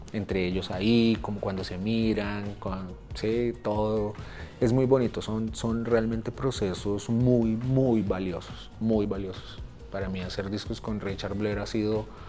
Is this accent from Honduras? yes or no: no; Colombia